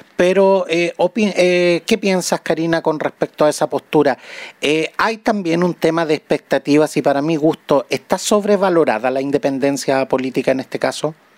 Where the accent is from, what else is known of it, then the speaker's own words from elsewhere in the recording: Chile; los chilenos